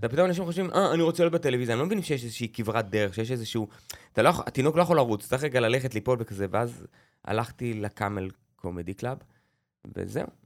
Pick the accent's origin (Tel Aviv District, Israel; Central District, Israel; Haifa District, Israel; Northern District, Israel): Northern District, Israel; Beit Zera; גדלתי בקיבוץ, בבית זרע, בעמק הירדן